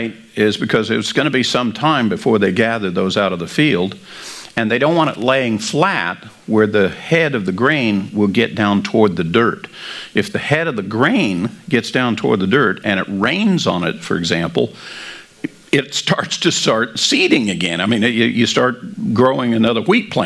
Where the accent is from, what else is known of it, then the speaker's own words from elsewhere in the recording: Kansas, United States; because I come from Kansas, and I did work the wheat harvest as a kid